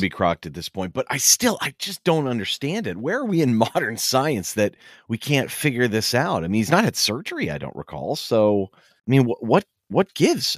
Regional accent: Pittsburgh, Pennsylvania, United States; moved away; my hometown of Pittsburgh

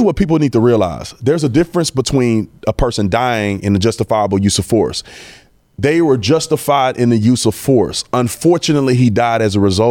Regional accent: Fort Worth, Texas, United States; I grew up right here in Fort Worth in Stop Six

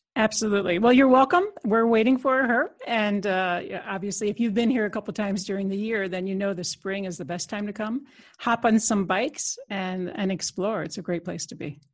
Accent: United States; moved away as an adult; now in Netherlands; I'm an American citizen, but I've been in Europe almost uh, 25 years

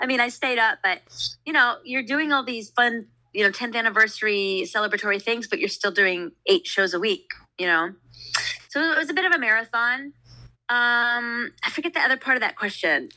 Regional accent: Southern California, United States; moved away; I'm from Southern California

